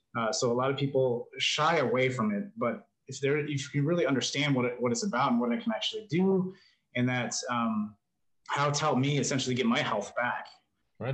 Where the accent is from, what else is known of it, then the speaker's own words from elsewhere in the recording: New Mexico, United States; moved away; also born or lived in New York / California; I grew up in New Mexico, and then um, lived up in New York for a little while. Lived in California